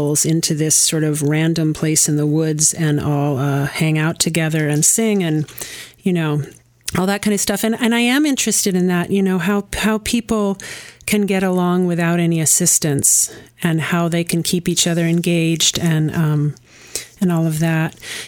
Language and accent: English; Kannapolis, North Carolina, United States; And I grew up near Kannapolis, and he came through town.